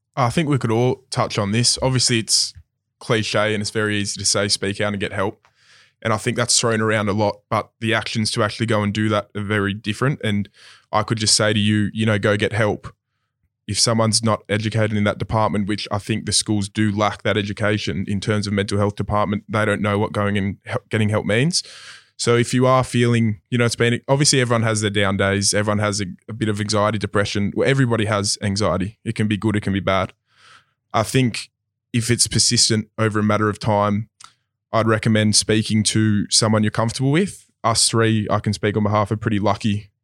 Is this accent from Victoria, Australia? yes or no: no; Sydney, New South Wales, Australia; I come from Maroubra East Gardens of, my dad's a builder, so we've always moved in that kind of area